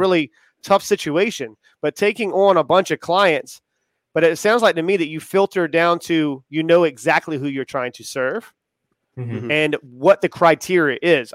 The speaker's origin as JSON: {"language": "English", "town": "Charleston", "region": "South Carolina", "country": "United States", "said": "I'm from Charleston"}